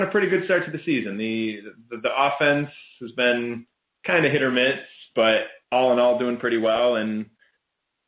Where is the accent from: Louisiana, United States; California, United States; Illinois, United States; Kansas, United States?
Illinois, United States; Chicago; my hometown, for Chicago